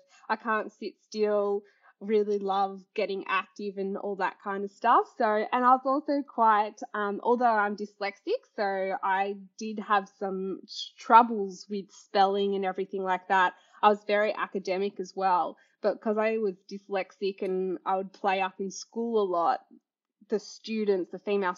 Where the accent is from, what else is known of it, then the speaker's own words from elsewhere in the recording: Highlands, near Yea, Victoria, Australia; also born or lived in Melbourne; I went to Highlands Primary School, which was a tiny little country primary school for a little while